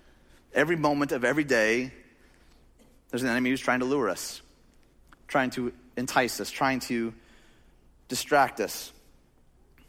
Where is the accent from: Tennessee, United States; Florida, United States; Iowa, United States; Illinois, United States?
Illinois, United States; Chicagoland; we grew up in Chicagoland